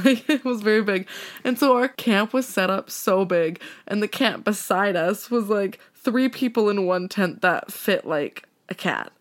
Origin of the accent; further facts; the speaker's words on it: Okanagan, British Columbia, Canada; moved away; I'm from the Okanagan, and I made Lindsay come out last year with me to meet my family